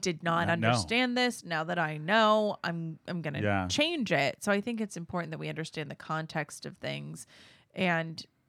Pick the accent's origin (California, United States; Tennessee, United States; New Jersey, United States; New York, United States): California, United States; Orange County; now in San Diego, United States; I'm from Orange County. I'm 38 years old.